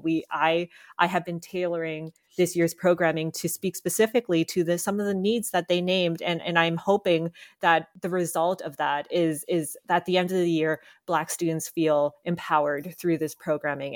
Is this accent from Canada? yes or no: yes; Canada; I am Filipina-Canadian